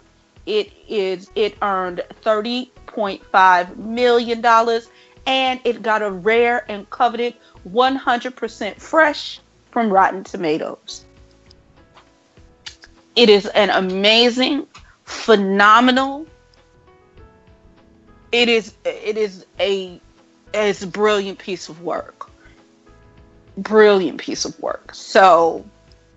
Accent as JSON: {"language": "English", "town": "Chicago", "region": "Illinois", "country": "United States", "tie": "born or raised there", "said": "That's my hometown"}